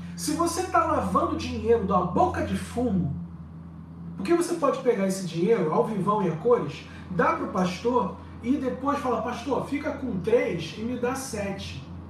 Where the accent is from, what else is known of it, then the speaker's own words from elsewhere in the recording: Brazil; moved away as an adult; now in Lisbon, Portugal; depois que eu saí do Brasil